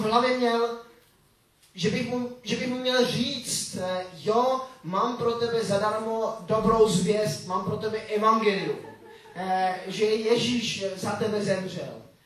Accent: Switzerland; now in Czech Republic; jsem vyrůstal, eh, ve Švýcarsku

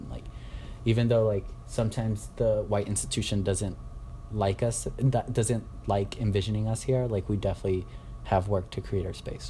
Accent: United States; I also grew up in the U.S. for a substantial amount of time to have the American culture be part of mine.

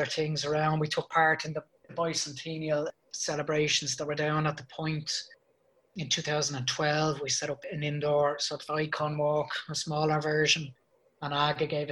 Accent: Ireland; I'm Irish.

